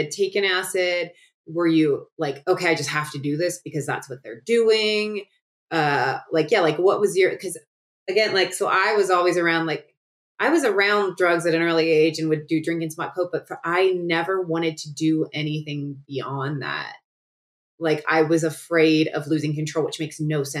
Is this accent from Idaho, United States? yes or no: no; Cincinnati, Ohio, United States; I grew up in Cincinnati, Ohio